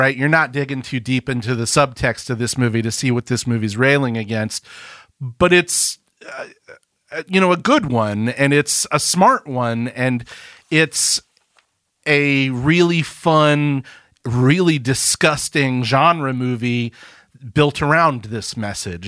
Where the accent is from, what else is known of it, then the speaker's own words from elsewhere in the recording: Birmingham, Alabama, United States; I am from Birmingham, Alabama